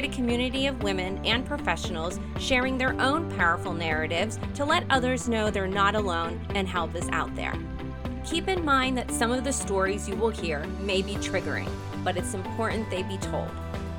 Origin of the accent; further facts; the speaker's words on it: Lancaster, Pennsylvania, United States; And actually I'm from Lancaster, Pennsylvania.